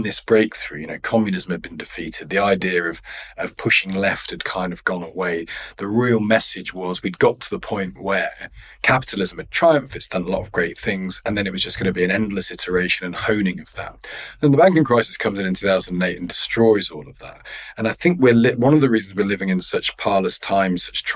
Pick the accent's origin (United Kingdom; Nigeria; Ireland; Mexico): United Kingdom; Loughborough, East Midlands; now in London, United Kingdom; I live in London. I'm from Loughborough, I'm from the Midlands.